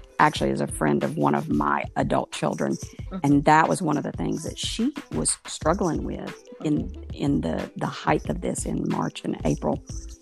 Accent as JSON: {"language": "English", "region": "the South", "country": "United States", "tie": "born or raised there", "said": "growing up in the South"}